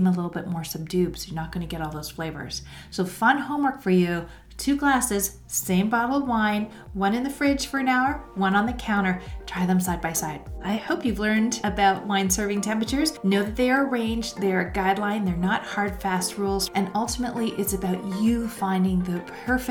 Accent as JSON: {"language": "English", "country": "Canada", "said": "As a Canadian"}